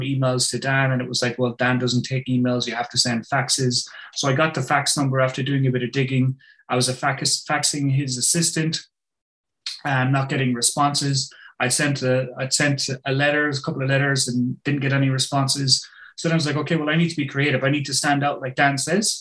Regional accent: Ireland; I'm from Ireland

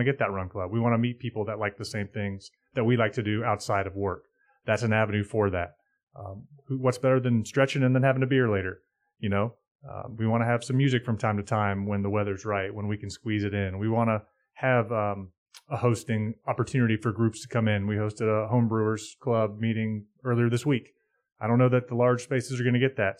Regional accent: Charlotte, North Carolina, United States; when I was growing up in Charlotte

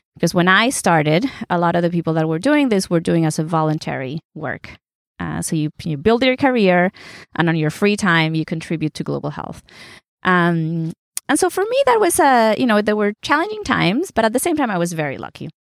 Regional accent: Mexico; moved away; My dad's German, my mom's Puerto Rican. I was born in Mexico.

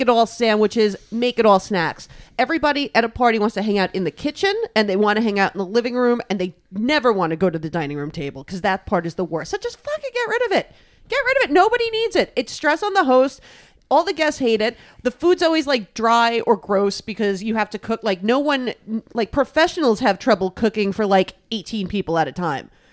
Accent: New York City, New York, United States; also born or lived in Brooklyn; growing up in New York City, I did not know about Wawa

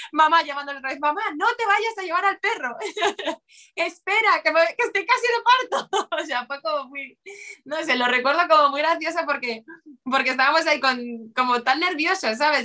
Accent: Bilbao, Basque Country, Spain; yo, yo de Bilbao

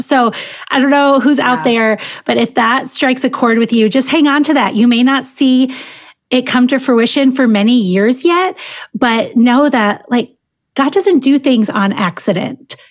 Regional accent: Michigan, United States; born or raised there

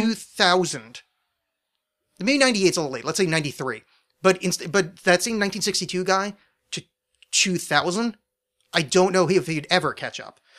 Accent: New Jersey, United States; I was raised in New Jersey

